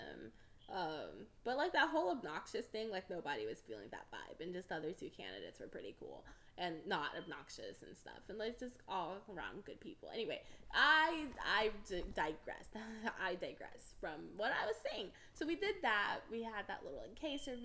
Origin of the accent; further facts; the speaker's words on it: Houston, Texas, United States; I'm from Houston, Texas